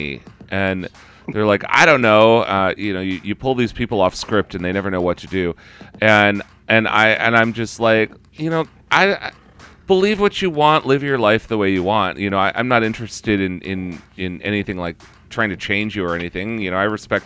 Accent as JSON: {"language": "English", "country": "United States", "accent": "American", "said": "as you can clearly tell by my accent, I'm an American"}